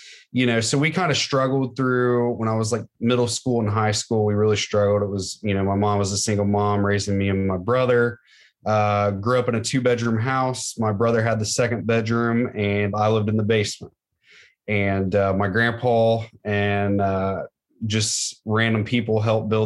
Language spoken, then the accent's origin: English; Middletown, Ohio, United States; also born or lived in Franklin, Ohio; born and raised in Middletown